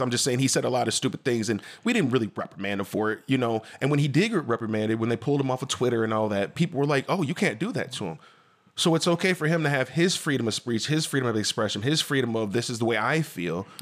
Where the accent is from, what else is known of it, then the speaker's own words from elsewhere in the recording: DeKalb, Illinois, United States; I lived in DeKalb. I grew up in DeKalb